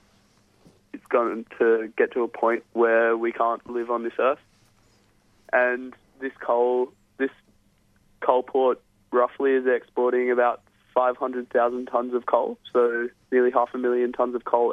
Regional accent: Newcastle, New South Wales, Australia; my hometown in Newcastle

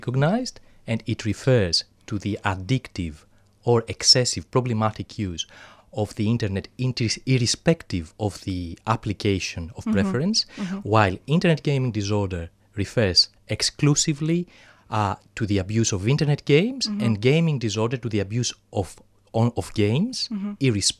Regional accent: Greece; accent: thick Greek; English is a second language; now in Australia; my thick Greek accent.

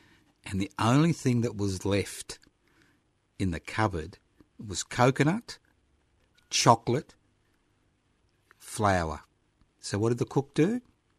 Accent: Queensland, Australia; English is a second language; now in Melbourne, Australia; I was born in Queensland

